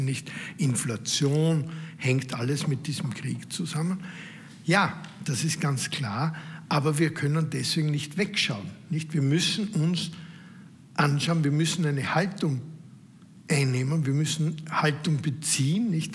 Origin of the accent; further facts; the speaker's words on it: Austria; Als Österreicher, als Mitglied dieser Familie